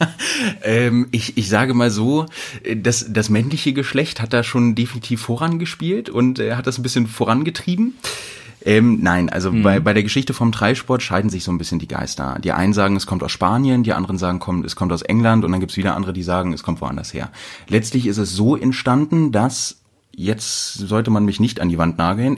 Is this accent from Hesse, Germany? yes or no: no; Wedemark, Lower Saxony, Germany; moved away as an adult; now in Hanover, Germany; Ich komme ursprünglich aus dem Speckgürtel von Hannover